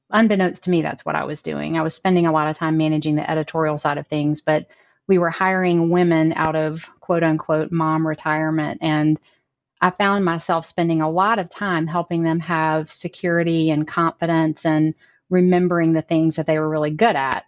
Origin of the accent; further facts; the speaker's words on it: Amory, Mississippi, United States; now in Nashville, United States; I'm from Amory, Mississippi, a really small town in North Mississippi, about four hours from here.